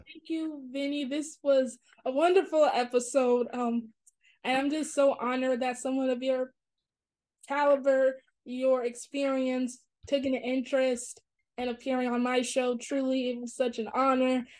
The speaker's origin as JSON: {"language": "English", "region": "New York", "country": "United States", "said": "I'm from New York"}